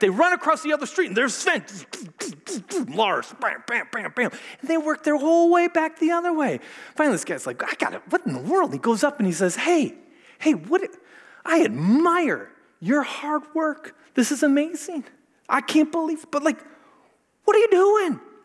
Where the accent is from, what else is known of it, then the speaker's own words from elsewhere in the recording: Minnesota, United States; I'm from Minnesota, and I went to a lot of Lutheran schools and junior colleges and things